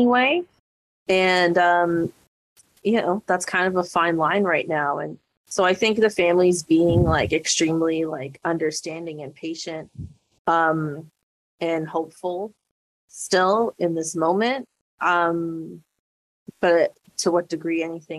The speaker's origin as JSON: {"language": "English", "country": "Canada", "said": "as a Canadian here"}